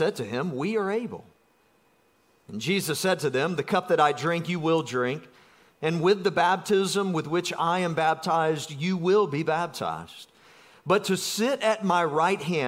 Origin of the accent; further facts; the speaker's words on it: South Georgia, United States; I'm from South Georgia